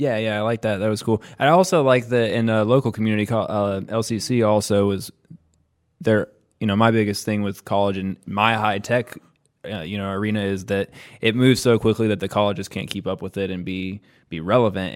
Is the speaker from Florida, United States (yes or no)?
no; Columbus, Ohio, United States; moved away as an adult; I came from Columbus, Ohio, which is like a fast-growing major city, trying to be a major city, fourteenth largest in the country